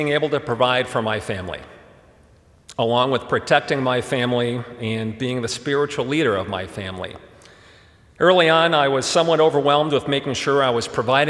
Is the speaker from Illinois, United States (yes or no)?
yes; Chicago, Illinois, United States; first language German; English is a second language; I'm a first-generation American. German was my first language, and my parents came to Chicago